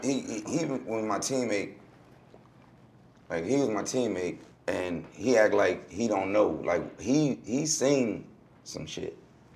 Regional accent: Newport News, Virginia, United States; also born or lived in Hampton; I was born in Hampton, but brought up in Newport News.

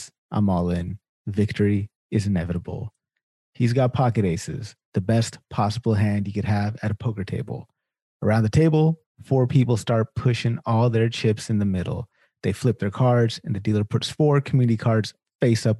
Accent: Sacramento, California, United States; I'm born and raised in Sacramento

